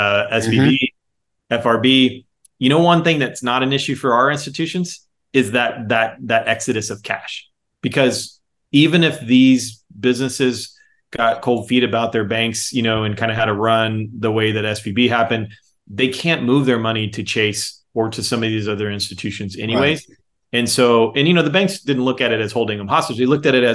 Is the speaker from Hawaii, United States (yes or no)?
no; Texas, United States; being a Texan